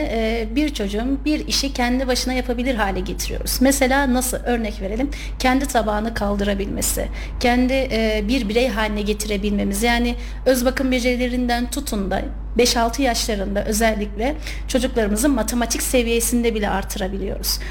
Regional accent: Kayseri Province, Turkey; 1994 e, Kayseri doğumluyum

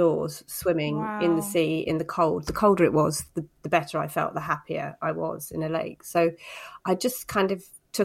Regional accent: Cornwall, South West England, United Kingdom; I grew up in Cornwall, so I can swim

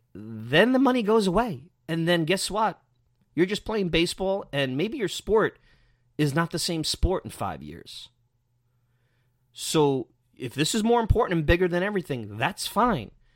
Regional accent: New York City, New York, United States; me growing up in Bensonhurst, Brooklyn

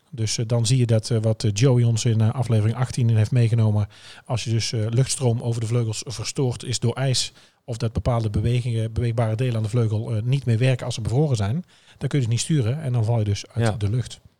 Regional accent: Netherlands

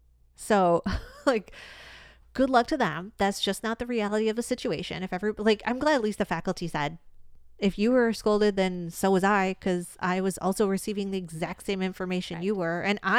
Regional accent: Michigan, United States; But, like, upon re-entering dating, when people find out I'm from Michigan, they often, they go, oh, Michigan. Like, I don't hear a lot of that Midwest accent in you.

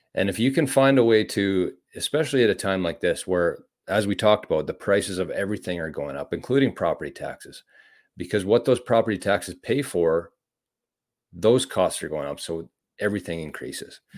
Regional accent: Canada; as a Canadian

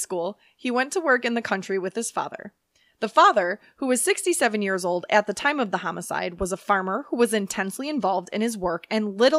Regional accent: United Kingdom; Because I'm British.

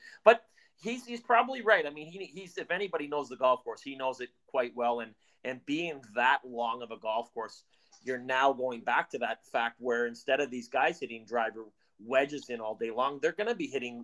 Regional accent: Canada; we're Canadian

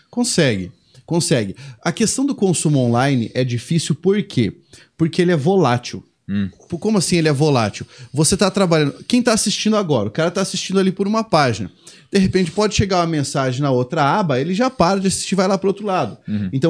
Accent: Uberaba, Minas Gerais, Brazil; Uberaba também, lá de onde eu venho

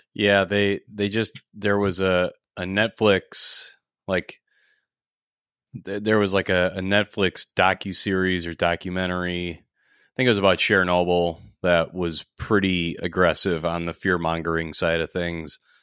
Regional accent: Minneapolis, Minnesota, United States; here in my hometown in Minneapolis

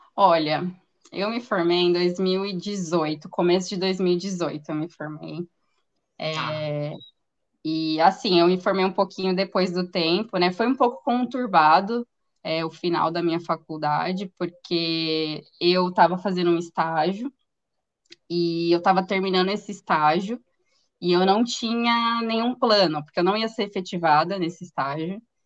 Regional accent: interior of São Paulo, Brazil; eu sou do interior de São Paulo

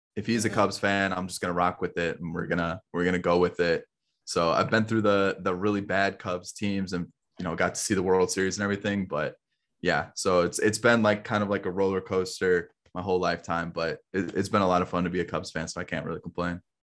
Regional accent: Chicago area, Illinois, United States; moved away as an adult; now in Kentucky, United States; I'm actually from the Chicago area originally

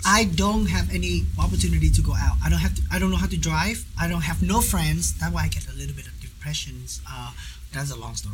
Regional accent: Ho Chi Minh City, Vietnam; English is a second language; moved away as an adult; now in Wichita, United States; I'm original from Saigon

